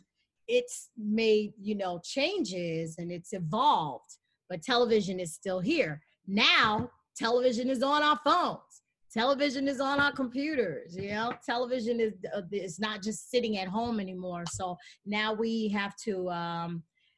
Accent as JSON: {"language": "English", "town": "New York City", "region": "New York", "country": "United States", "said": "we're both from Jamaica, Queens."}